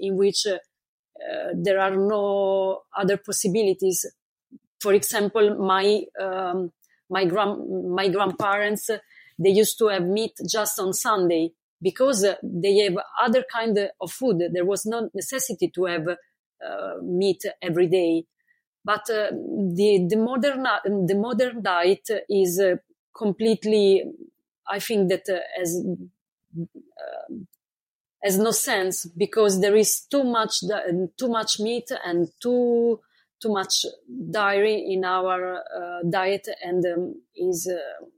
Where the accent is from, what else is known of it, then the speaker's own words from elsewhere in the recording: Italy; moved away as an adult; I moved from Italy almost 4 years ago. But basically, I spent most of my life in Italy